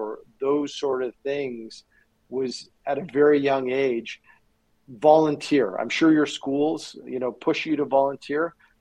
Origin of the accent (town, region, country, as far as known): Canada; also born or lived in Chicago, United States (family origin)